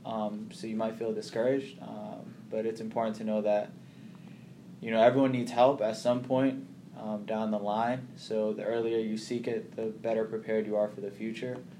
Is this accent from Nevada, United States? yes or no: no; Boston, Massachusetts, United States; also born or lived in Kenya / Somalia / Nashville / Portland, Maine; grew up in Boston. Went through Boston public schools from, you know, elementary school all up until graduation, high school